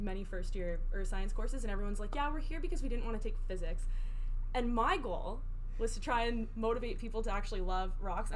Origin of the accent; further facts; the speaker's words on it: Vancouver, British Columbia, Canada; moved away as an adult; also born or lived in Saint John, New Brunswick / Fredericton, New Brunswick; now in New Brunswick, Canada; I'm originally from Vancouver. Moved out to the East Coast about 6 years ago